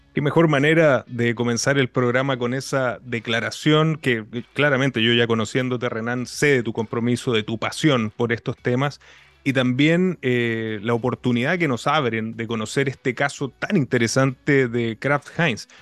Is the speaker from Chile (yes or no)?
yes; Chile; como latinoamericano, como chileno